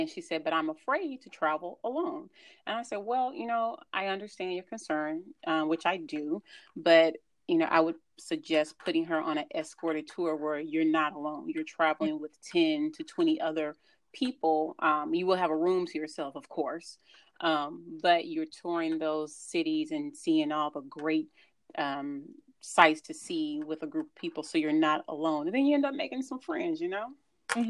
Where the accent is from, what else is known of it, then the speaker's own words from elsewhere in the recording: Houston, Texas, United States; we're from Houston